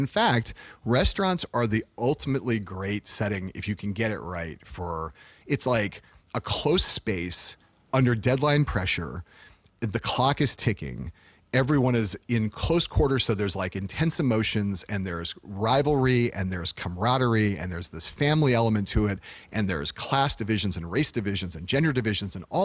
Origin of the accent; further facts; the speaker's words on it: Los Angeles, California, United States; I'm from Los Angeles, and I'm a diehard Laker fan